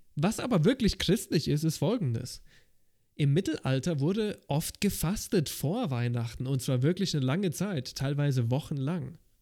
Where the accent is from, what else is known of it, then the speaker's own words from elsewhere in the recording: Germany; Bei uns in Deutschland